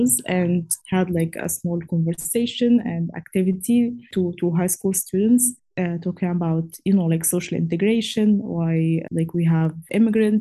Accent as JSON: {"language": "English", "town": "Cairo", "region": "Cairo Governorate", "country": "Egypt", "moved": "as an adult", "lives_now": "Karlovac, Croatia", "said": "I'm from Cairo, Egypt"}